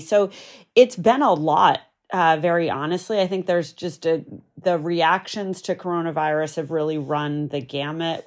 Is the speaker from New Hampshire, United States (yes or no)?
yes; New Hampshire, United States; I grew up in New Hampshire, pretty rural